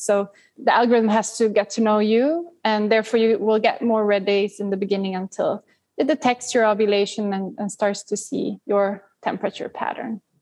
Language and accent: English; Sweden; growing up in Sweden